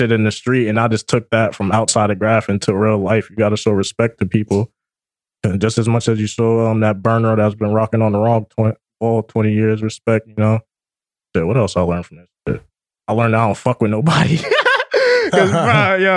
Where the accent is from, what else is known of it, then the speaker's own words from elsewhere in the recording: New Jersey, United States; I'm from Jersey. Like, I'm born and raised Jersey